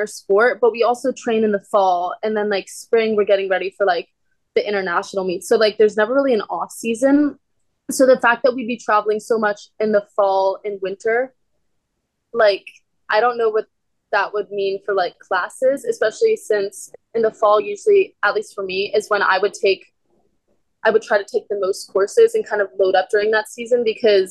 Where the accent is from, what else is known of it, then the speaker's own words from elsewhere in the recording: Arlington, Virginia, United States; moved away as an adult; now in Stanford, United States; I'm from like just outside of DC in Arlington